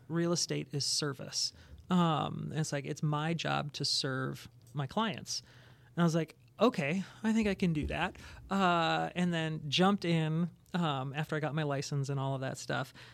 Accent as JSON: {"language": "English", "town": "Plymouth", "region": "Minnesota", "country": "United States", "tie": "born or raised there", "said": "I grew up in the Twin Cities. Uh, Twin Cities is on the west side, Plymouth Boy"}